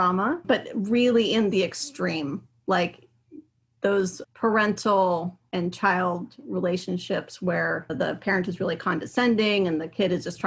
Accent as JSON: {"language": "English", "region": "Pacific Northwest", "country": "United States", "tie": "born or raised there", "also_born_or_lived": "Hawaii", "said": "I grew up here in the Pacific Northwest"}